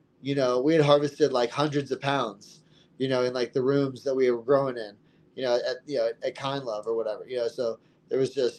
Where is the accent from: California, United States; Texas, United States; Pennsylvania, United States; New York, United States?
Texas, United States; moved away as an adult; I came from Texas where, you know, I was put in jail for, you know, cannabis possession multiple times and, you know, always just looking over my shoulder, like you said, and, you know, moving to Colorado.